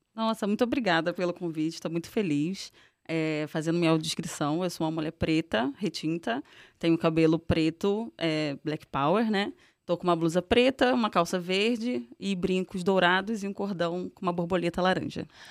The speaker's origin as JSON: {"language": "Portuguese", "region": "Rio de Janeiro", "country": "Brazil", "tie": "born or raised there", "accent": "carioca", "moved": "as an adult", "lives_now": "São Paulo, Brazil", "said": "sou carioca, venho do subúrbio do Rio de Janeiro, de Irajá."}